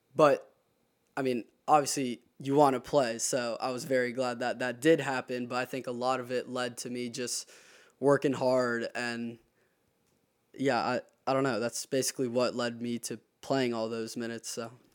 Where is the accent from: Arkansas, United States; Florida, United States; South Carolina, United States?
South Carolina, United States; Charleston; I'm from Charleston, South Carolina